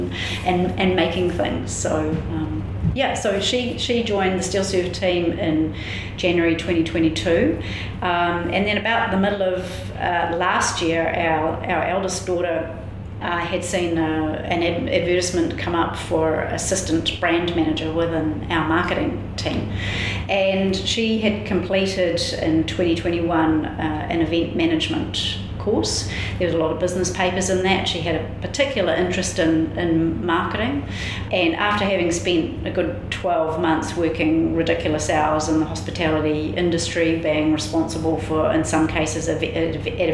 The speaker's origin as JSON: {"language": "English", "town": "Waiuku", "region": "Auckland", "country": "New Zealand", "said": "I'm from Waiuku"}